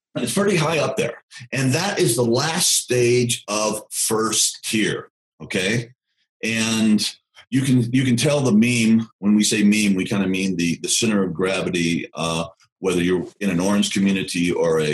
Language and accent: English; the South, United States; I'm from the South, all my ancestors fought in the Confederacy